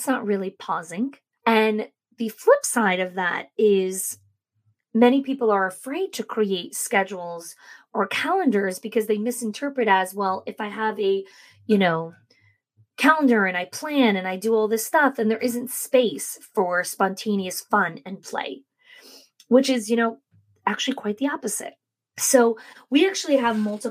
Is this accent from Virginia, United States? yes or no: no; New Jersey, United States; moved away as an adult; also born or lived in New York; now in Florida, United States; I grew up in New Jersey, and then I moved to New York, and I lived there for 19 years before I moved here to Florida with our family